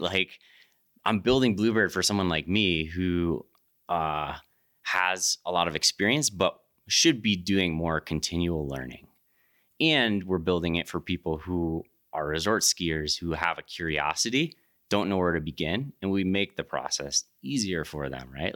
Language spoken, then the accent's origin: English; East Coast, United States; moved away as an adult; also born or lived in Jackson; I grew up on the East Coast